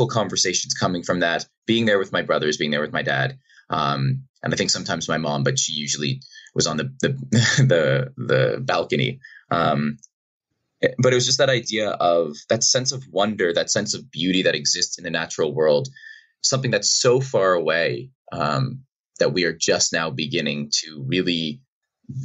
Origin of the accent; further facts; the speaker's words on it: Boston, Massachusetts, United States; now in British Columbia, Canada; I grew up in Boston, outside of Boston in Massachusetts